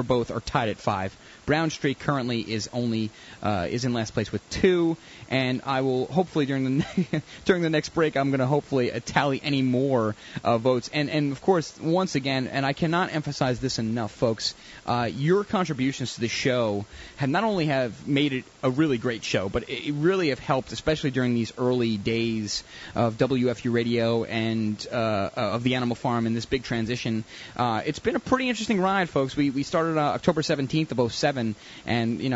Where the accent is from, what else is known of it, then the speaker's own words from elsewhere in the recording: United States; I'm an American